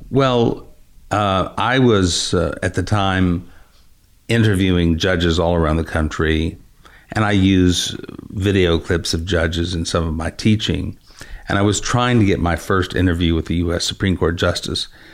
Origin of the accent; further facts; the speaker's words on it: West Texas, United States; I grew up in West Texas and I grew up in an area in which there's a very strong regional dialect.